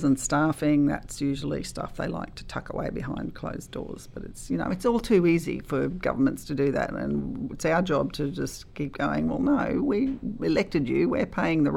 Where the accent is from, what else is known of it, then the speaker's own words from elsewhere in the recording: Gympie, Queensland, Australia; I love this town. It's my hometown